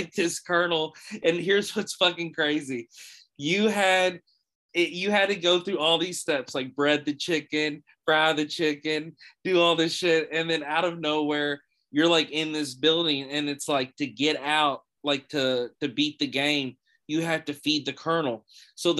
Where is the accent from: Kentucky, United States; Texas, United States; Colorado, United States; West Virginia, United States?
Kentucky, United States; Louisville; I'm from Louisville, Kentucky